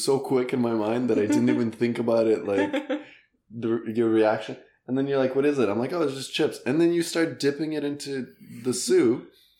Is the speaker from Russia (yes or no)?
yes; Russia; accent: Russian; English is a second language; I think when I sing, like, my Russian accent comes out